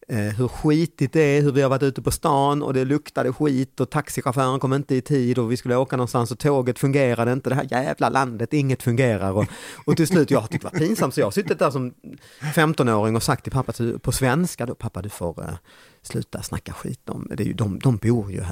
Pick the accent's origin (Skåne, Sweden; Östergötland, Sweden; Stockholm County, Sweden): Skåne, Sweden; Lund; accent: lundaskånska; Jag är född, jag är uppväxt i Lund.